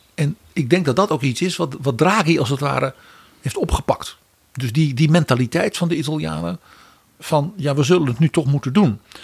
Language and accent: Dutch; Netherlands; als Nederlanders